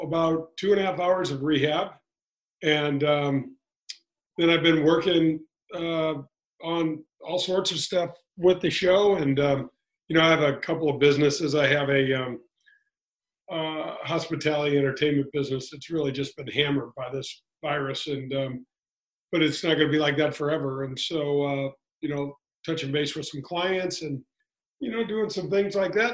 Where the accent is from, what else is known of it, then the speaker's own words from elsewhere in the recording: St. Louis, Missouri, United States; I grew up in Glasgow Village.